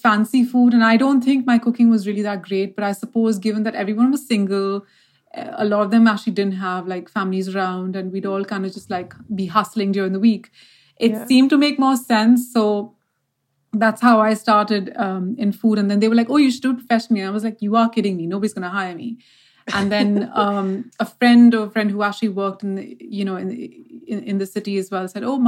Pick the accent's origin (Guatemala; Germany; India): India; Mumbai, Maharashtra; born or raised there; moved away